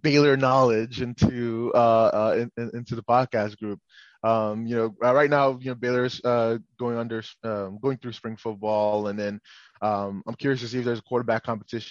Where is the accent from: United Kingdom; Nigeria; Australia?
Nigeria; now in United States; I'm a Nigerian. I was born in Nigeria, grew up in Nigeria